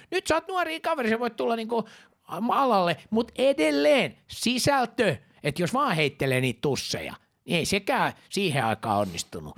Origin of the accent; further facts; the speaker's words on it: Finland; mä oon juutalainen, mä oon suomenruotsalainen